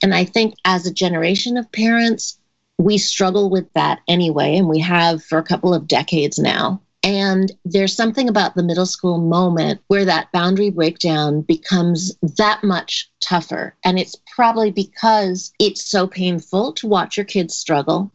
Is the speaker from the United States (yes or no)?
yes; New York City, New York, United States; I grew up in New York City